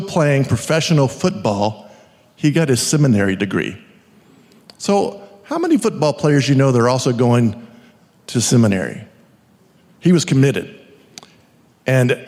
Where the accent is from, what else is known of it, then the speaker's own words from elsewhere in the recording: Hamilton, Texas, United States; my hometown of Hamilton, Texas